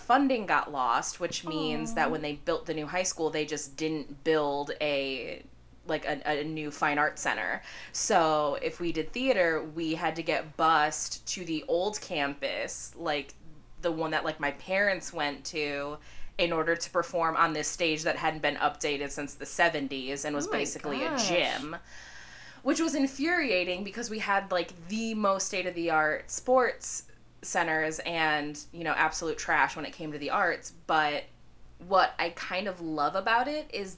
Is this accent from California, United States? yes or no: no; right outside Chicago, Illinois, United States; I grew up right outside Chicago